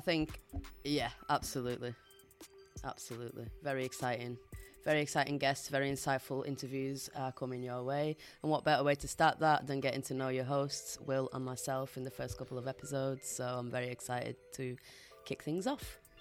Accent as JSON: {"language": "English", "town": "Bolton", "region": "North West England", "country": "United Kingdom", "tie": "born or raised there", "also_born_or_lived": "Portugal", "accent": "Boltonian", "first_language": "Portuguese", "second_language": "English", "said": "growing up here in England as a Portuguese migrant"}